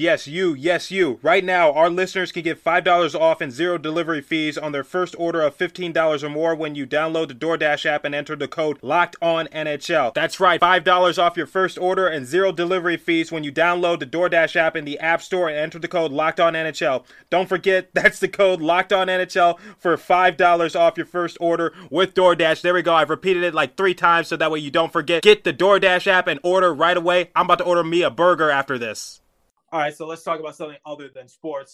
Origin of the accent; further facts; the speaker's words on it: Midwest, United States; I grew up in the Midwest mostly, so I say water.